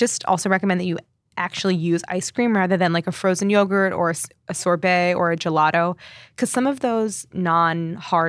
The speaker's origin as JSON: {"language": "English", "town": "St. Louis", "region": "Missouri", "country": "United States", "tie": "born or raised there", "moved": "yes", "said": "I grew up in St. Louis"}